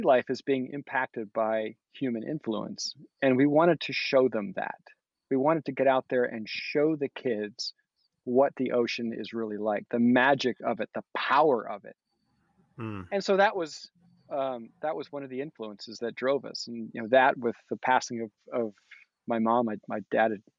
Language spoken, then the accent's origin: English; United States; also born or lived in Massachusetts / Rhode Island; I grew up coastal cruising in Massachusetts and Rhode Island.